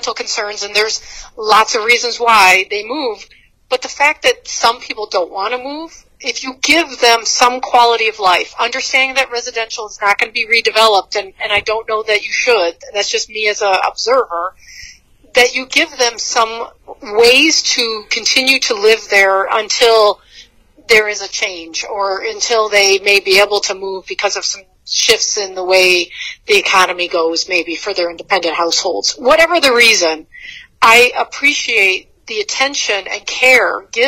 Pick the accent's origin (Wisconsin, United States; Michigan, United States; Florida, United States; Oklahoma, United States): Michigan, United States; Bad Axe; I'm from the Thumb of Michigan. I'm from a city called Bad Axe